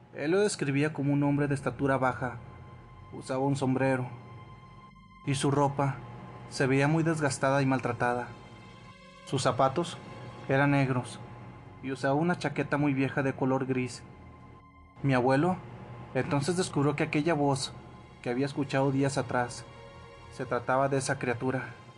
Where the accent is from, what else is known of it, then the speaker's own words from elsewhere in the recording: Ecuador; soy de Ecuador.